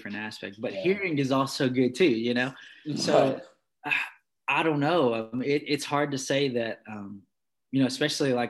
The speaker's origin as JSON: {"language": "English", "town": "Martinsville", "region": "Virginia", "country": "United States", "also_born_or_lived": "North Carolina", "said": "I was from Virginia or Martinsville"}